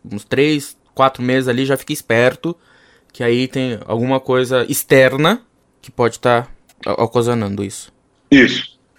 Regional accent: Vitória da Conquista, Bahia, Brazil; eu, eu, eu, sou da Bahia, conquista e aconteceu lá e Aí minha mãe saiu de lá e foi para São Paulo.

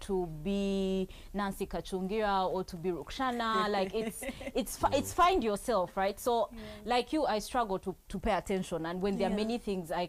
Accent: Maracha, Uganda; I come from Maracha.

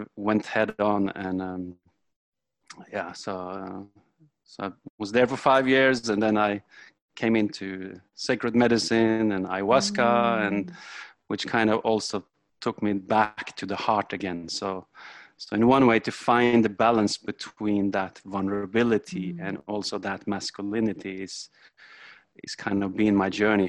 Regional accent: Norway; I'm come from Norway

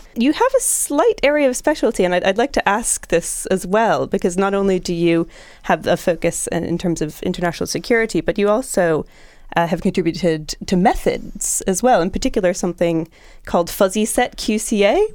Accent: United States; as an American myself

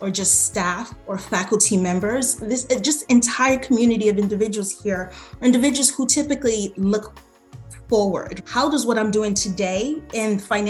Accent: Nigeria; now in United States; I'm Nigerian

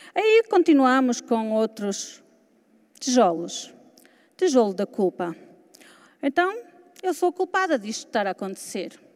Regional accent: Portugal; also born or lived in Lisbon; Sou de Portugal.

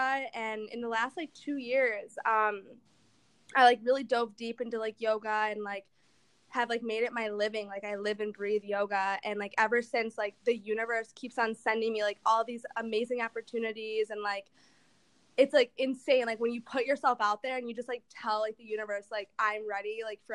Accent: Detroit, Michigan, United States; moved away as an adult; now in Los Angeles, United States; I am from Detroit

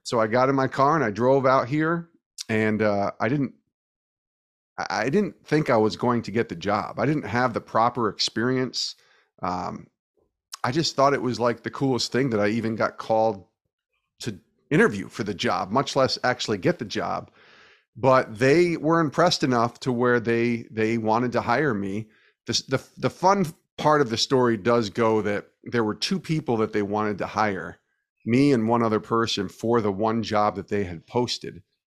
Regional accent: New York, United States; I'm from the Northeast in New York

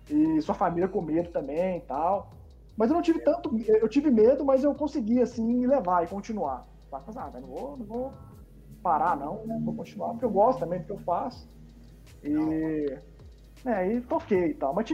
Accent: Rio de Janeiro, Brazil; accent: carioca; eu tinha um sotaque muito carioca, né?

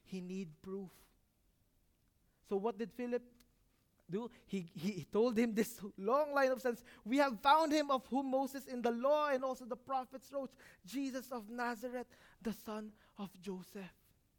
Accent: Muharraq, Muharraq Governorate, Bahrain; Can anything good come out of Manama? I'm from Muharak.

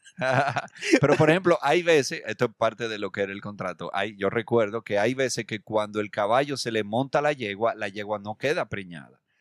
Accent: Dominican Republic; nosotros, eh, como dominicanos

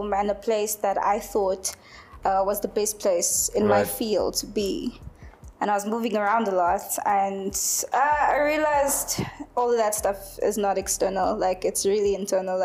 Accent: Johannesburg, Gauteng, South Africa; also born or lived in Free State / Cape Town; I grew up in Joburg most of my life and then we kind of just moved around a lot.

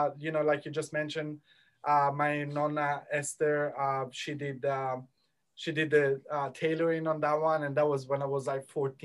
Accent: Italy; now in Australia; as soon as I became actually Aussie

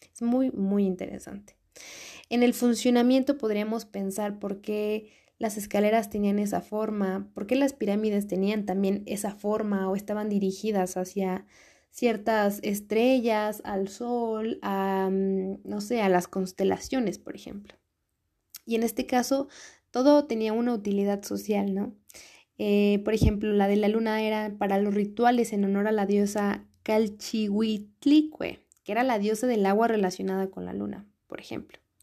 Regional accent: Mexico; uno como mexicano

